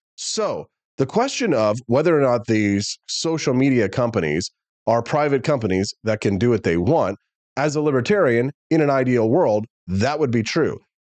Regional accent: Missouri, United States; I'm from Missouri as well as I say ope.

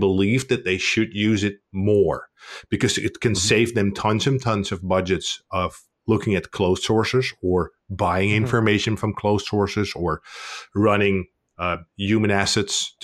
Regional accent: Netherlands; I'm from the Netherlands.

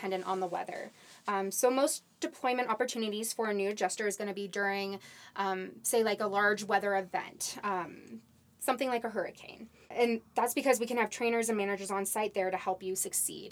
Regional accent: Kansas City, Kansas, United States; moved away as an adult; now in Denver, United States; I'm originally from Kansas City, Kansas. That area, Johnson County area

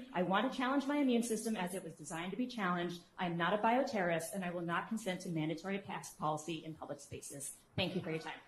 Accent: Olathe, Kansas, United States; I'm from Olathe, Kansas.

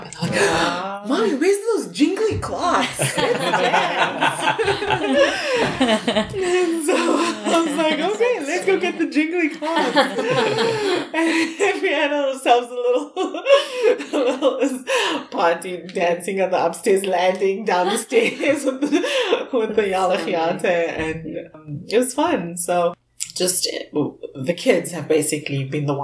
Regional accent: South Africa; now in Canada; when I came from South Africa to Canada

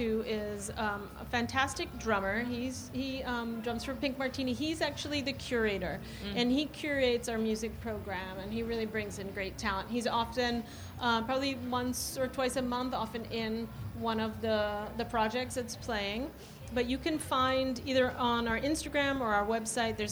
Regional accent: New York City, New York, United States; moved away as an adult; now in Portland, United States; I'm from Staten Island originally

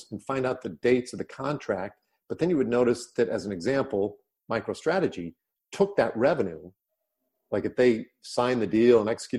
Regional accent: Nebraska, United States; moved away; also born or lived in California; growing up in Nebraska

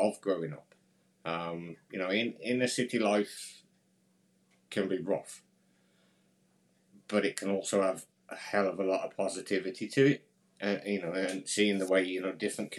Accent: near Birmingham, West Midlands, United Kingdom; So I grew up near, I think you'd call it the UK's second capital, for argument's sake. It's a big city called Birmingham. I grew up just outside of there.

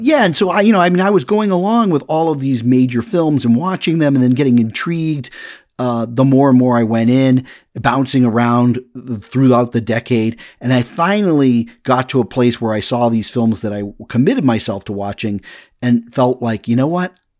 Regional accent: Massachusetts, United States; when I was growing up in Massachusetts

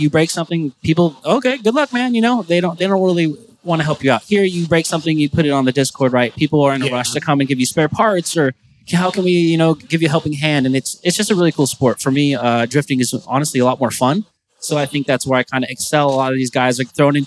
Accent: California, United States; back home, I come from California

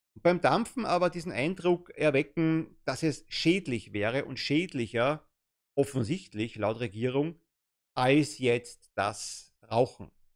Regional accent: Germany; als Deutscher

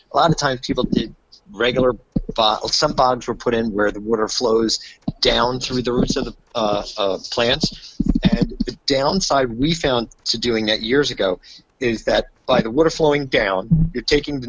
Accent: New Jersey, United States; I am from New Jersey

